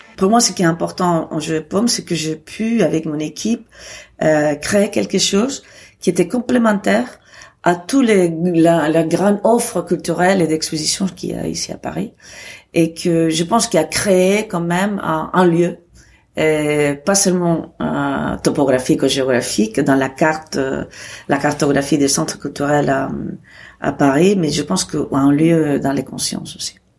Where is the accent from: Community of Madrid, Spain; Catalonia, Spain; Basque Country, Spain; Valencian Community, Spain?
Catalonia, Spain; Barcelona; moved away as an adult; now in Arles, France; je suis née à Barcelone